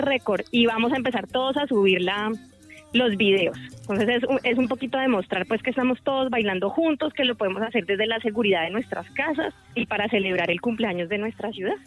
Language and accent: Spanish; Cali, Valle del Cauca, Colombia; esa identidad festiva que nos caracteriza como caleños, como vallecaucanos